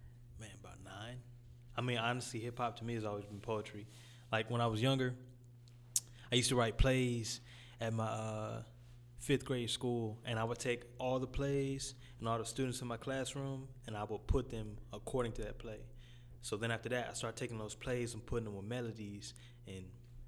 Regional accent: Detroit, Michigan, United States; now in Dallas, United States; I come from Detroit, but I feel like I'm a Dallas native. I've been out here for like 11 years.

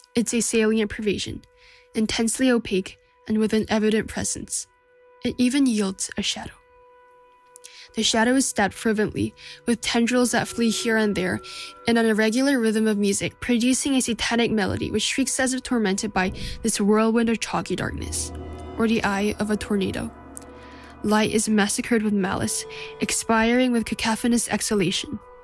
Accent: Seoul, South Korea; from Seoul, South Korea

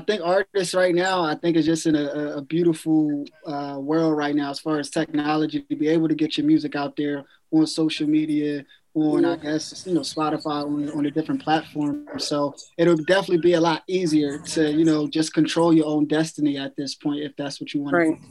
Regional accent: New Jersey, United States; I'm from Jersey, and we always be talking about food

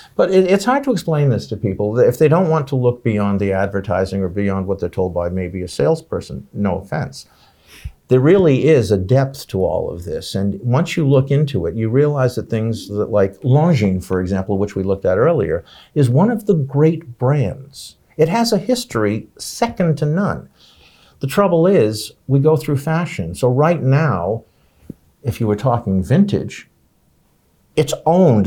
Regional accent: United States; I'm an American

